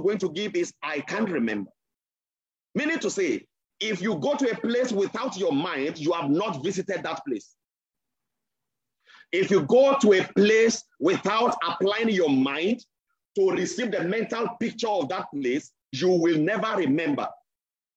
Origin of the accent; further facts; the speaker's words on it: Nigeria; I am a Nigerian